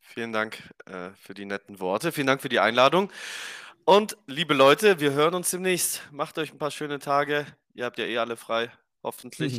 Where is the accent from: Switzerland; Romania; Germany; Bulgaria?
Romania; Bei uns in Rumänien